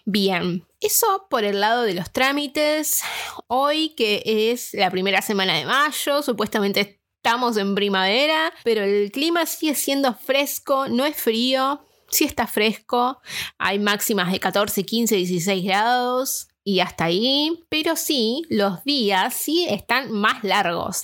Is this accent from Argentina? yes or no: yes; Argentina; now in Dublin, Ireland; una argentina viviendo en Dublín